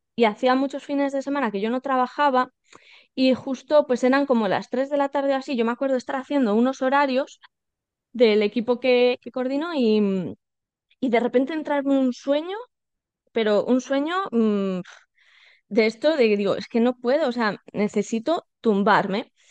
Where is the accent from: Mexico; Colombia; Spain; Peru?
Spain; Salamanca, Castile and León; now in Madrid, Spain; yo vivo en Madrid, soy de Salamanca, pero vivo en, en Madrid.